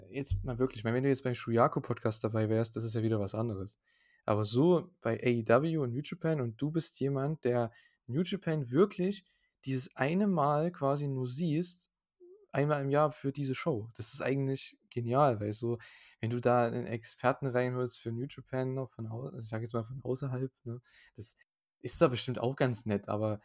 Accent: Saxony, Germany; bei uns in Sachsen

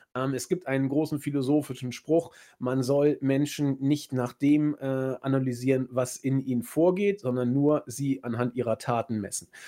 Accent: Hamburg, Germany; mir als Hamburger, der ich bin

